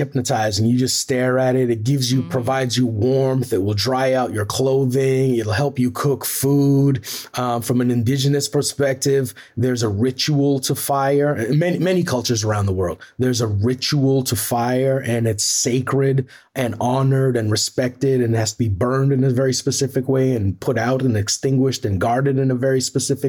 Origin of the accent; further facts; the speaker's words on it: Trinidad & Tobago; also born or lived in Tobago; I was maybe 3-4 years old in Tobago. I was born in Trinidad.